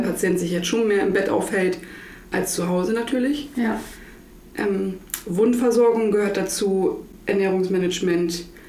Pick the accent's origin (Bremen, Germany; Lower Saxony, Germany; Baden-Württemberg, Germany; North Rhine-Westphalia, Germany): Lower Saxony, Germany; Butjadingen; ich komme aus Budjadingen